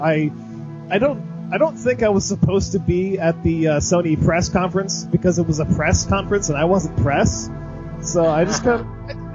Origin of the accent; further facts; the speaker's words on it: Michigan, United States; I am a nobody from Michigan